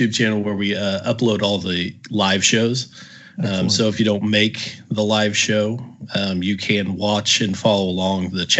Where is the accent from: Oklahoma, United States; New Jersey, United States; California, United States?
Oklahoma, United States; now in North Texas, United States; So I grew up, born and raised in Oklahoma, went to OU, graduated from there, obviously fell in love with football.